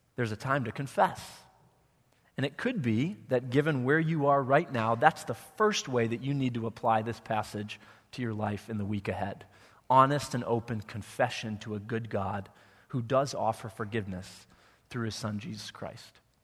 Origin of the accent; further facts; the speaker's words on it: Wheaton, Illinois, United States; moved away as an adult; I grew up in Wheaton